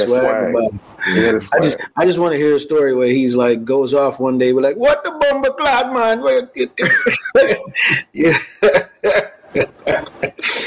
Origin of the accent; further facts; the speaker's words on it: New York, United States; I'm from New York